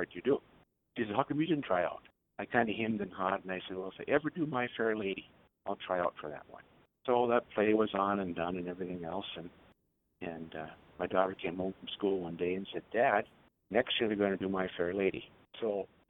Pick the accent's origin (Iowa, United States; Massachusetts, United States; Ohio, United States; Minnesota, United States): Minnesota, United States; Thief River Falls; I had to be born in Pearl, but lived in Thief River Falls all my life.